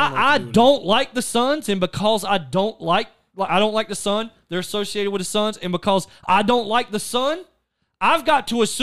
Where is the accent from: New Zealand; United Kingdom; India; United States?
United States; the South; I like Atlanta better than New York because I'm from the South.